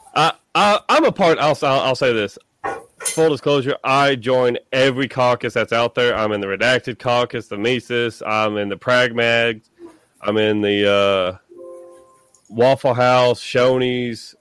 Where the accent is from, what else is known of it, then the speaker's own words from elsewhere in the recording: Tennessee, United States; my home state of Tennessee